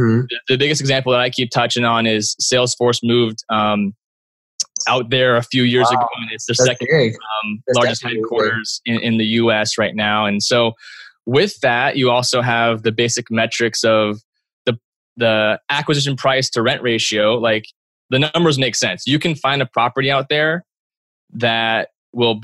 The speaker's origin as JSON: {"language": "English", "area": "Bay Area", "region": "California", "country": "United States", "tie": "born or raised there", "said": "my hometown in the Bay Area"}